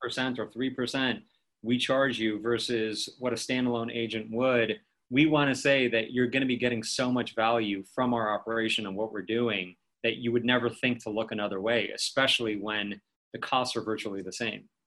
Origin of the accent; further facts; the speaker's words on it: Beverly Hills, California, United States; I grew up in Beverly Hills.